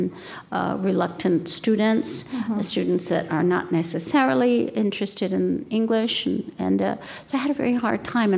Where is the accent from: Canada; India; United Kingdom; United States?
United States; I'm Mexican-American. I'm American. I'm Mexican.